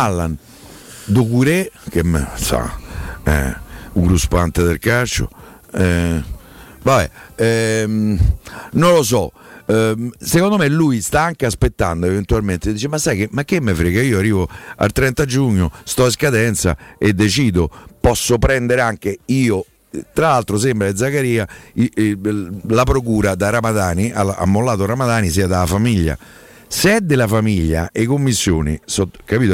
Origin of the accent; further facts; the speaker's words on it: Rome, Lazio, Italy; da romano